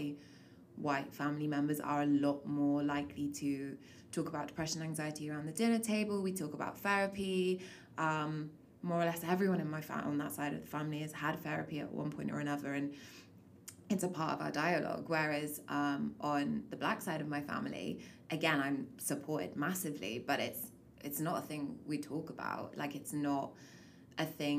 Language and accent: English; England, United Kingdom; now in Canada; I was born in England. I've moved to Canada.